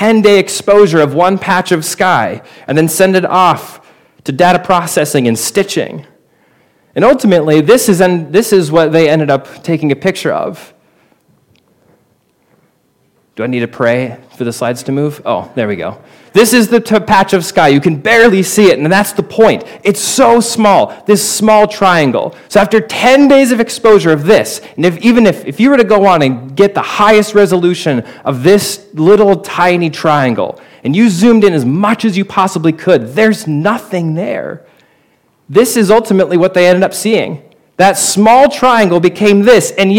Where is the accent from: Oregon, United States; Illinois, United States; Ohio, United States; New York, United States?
Oregon, United States; Portland; my hometown, Portland, Oregon